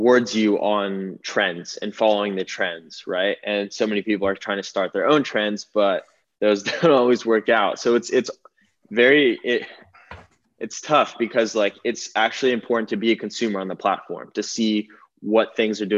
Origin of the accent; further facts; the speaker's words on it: Malibu, California, United States; I grew up in Malibu